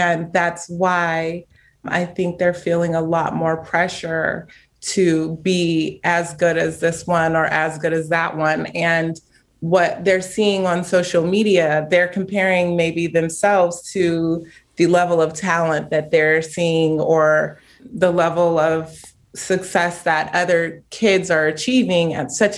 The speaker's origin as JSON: {"language": "English", "town": "Chino Hills", "region": "California", "country": "United States", "tie": "born or raised there", "said": "I'm from Chino Hills"}